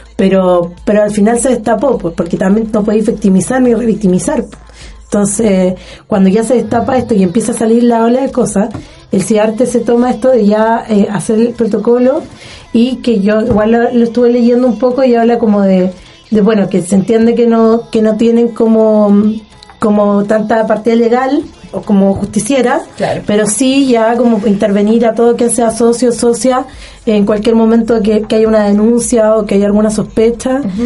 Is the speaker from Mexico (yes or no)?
no; Puerto Montt, Los Lagos, Chile; now in Los Ríos, Chile; yo soy de Puerto Montt